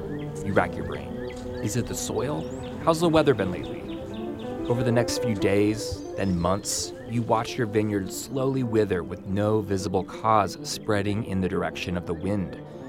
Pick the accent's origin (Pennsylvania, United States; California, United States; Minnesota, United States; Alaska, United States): California, United States; Napa; moved away as an adult; now in Missouri, United States; originally, I'm from Napa, California.